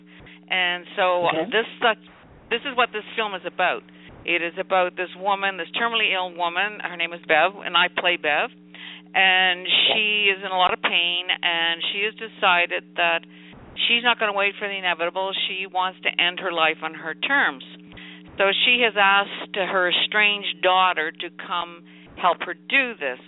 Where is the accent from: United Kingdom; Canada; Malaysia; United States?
Canada; Halifax, Nova Scotia; moved away as an adult; also born or lived in Montreal; I was originally from Halifax, Nova Scotia